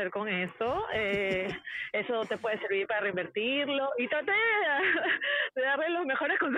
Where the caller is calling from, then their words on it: Peru; Hola hermoso